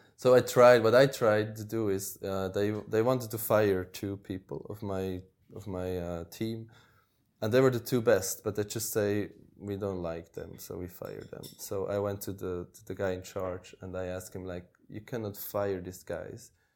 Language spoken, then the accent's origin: English; Switzerland; moved away as an adult; also born or lived in Norway; I grew up in Switzerland, which is a, a rich country